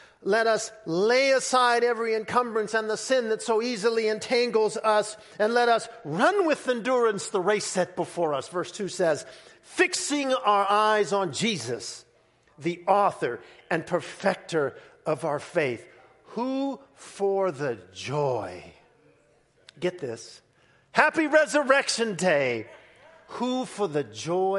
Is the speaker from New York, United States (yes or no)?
no; Southern California, United States; growing up in Southern California, going to Disneyland